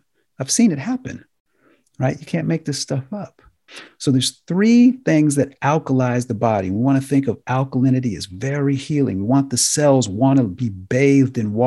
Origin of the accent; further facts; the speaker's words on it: United States; as Americans